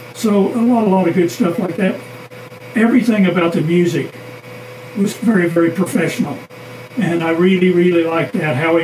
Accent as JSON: {"language": "English", "region": "Oklahoma", "country": "United States", "moved": "yes", "said": "I was from Oklahoma"}